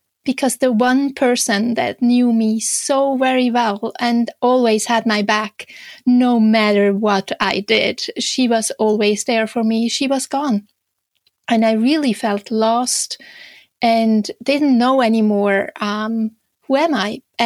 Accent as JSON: {"language": "English", "country": "Switzerland", "second_language": "English", "moved": "as an adult", "lives_now": "Canada", "said": "you might hear a slight little accent in my speech. So I'm originally from Switzerland, but I have been living in Canada for the last 17 years"}